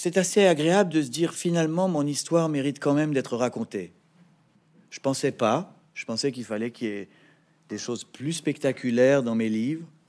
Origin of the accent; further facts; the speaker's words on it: Paris, Île-de-France, France; also born or lived in Neuilly-sur-Seine; Je suis né à Neuilly-sur-Seine et j'ai grandi à Paris